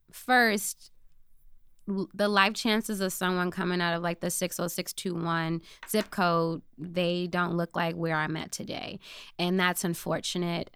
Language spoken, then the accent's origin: English; Chicago, Illinois, United States; also born or lived in Michigan; I grew up in the Inglewood community on the South Side, born and raised there.